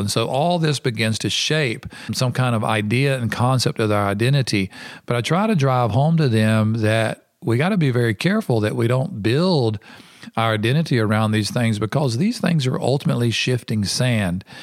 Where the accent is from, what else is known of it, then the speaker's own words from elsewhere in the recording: United States; moved away; I'm an American.